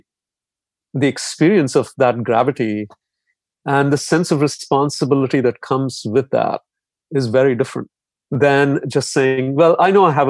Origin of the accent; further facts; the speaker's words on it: India; growing up in India